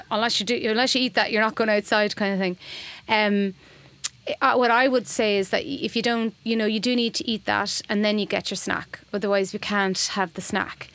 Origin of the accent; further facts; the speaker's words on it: Boyle, Connacht, Ireland; moved away; I moved home. I'm from Boyle, County Roscommon, so I moved home